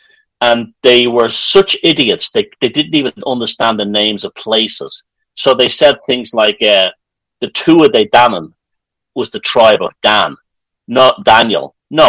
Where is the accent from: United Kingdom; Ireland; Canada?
Ireland; We are Irish.